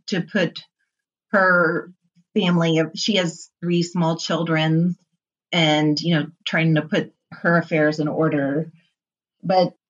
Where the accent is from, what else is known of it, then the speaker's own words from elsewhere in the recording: New Haven, Missouri, United States; moved away; there aren't very many trucking companies in New Haven, Missouri, you know, and this is my hometown